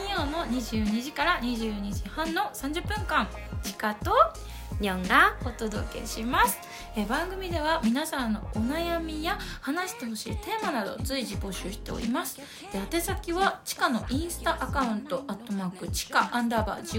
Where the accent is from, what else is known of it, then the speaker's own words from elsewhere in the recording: Akita, Japan; 地元秋田なんです